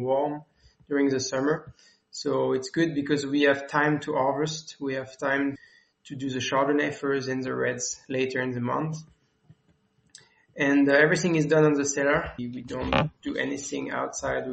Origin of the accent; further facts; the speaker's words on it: France; English is a second language; moved away as an adult; now in South Africa; I'm from France, as you can hear